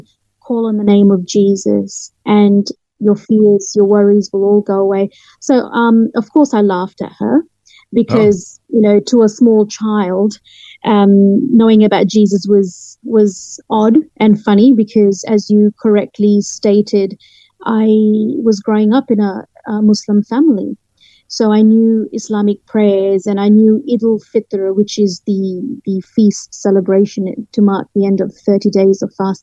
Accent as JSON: {"language": "English", "town": "Nadi", "country": "Fiji", "tie": "born or raised there", "also_born_or_lived": "London, United Kingdom / Australia", "moved": "yes"}